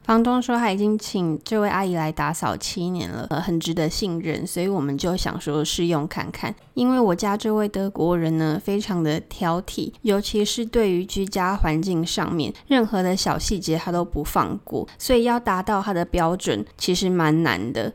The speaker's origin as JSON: {"language": "Chinese", "region": "Keelung", "country": "Taiwan", "tie": "born or raised there", "moved": "as an adult", "lives_now": "Bangkok, Thailand", "said": "我小时候是住在基隆和平岛，跟我的阿嬷一起住"}